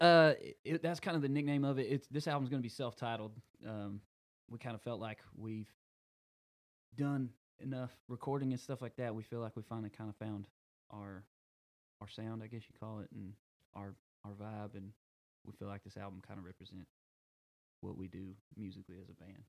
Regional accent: Rusk, Texas, United States; I grew up in Rusk

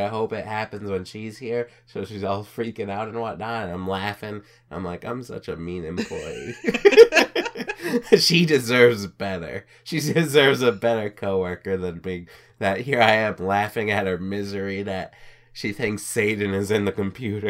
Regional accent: United States

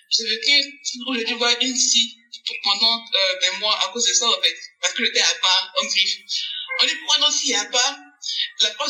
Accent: Côte d’Ivoire; je suis ivoirienne

